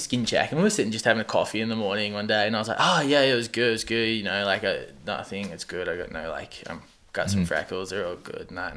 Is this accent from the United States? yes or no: no; Australia; now in Canada; I grew up on the coast, and when I went back to Australia